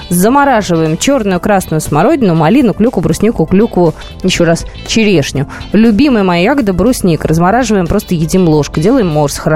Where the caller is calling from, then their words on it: Moscow, Russia; Я из Москвы.